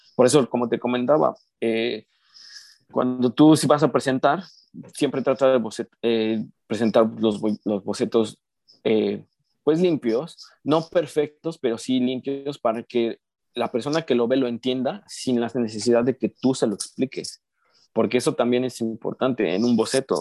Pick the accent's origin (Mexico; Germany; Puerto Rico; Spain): Mexico; yo soy mexicano